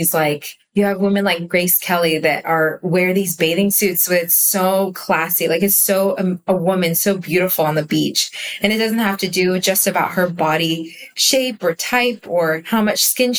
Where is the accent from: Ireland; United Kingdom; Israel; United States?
Israel; I was born in Israel, grew up in Israel, but my English is really good because my parents spoke English at home.